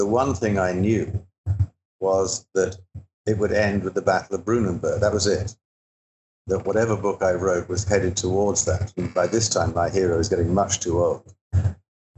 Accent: England, United Kingdom; moved away; I grew up in England and I was educated there

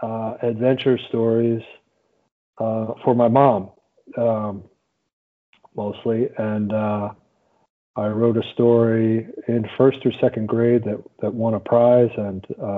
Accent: New Jersey, United States; moved away as an adult; also born or lived in Washington, D.C.; I grew up in South Jersey, in kind of farm country

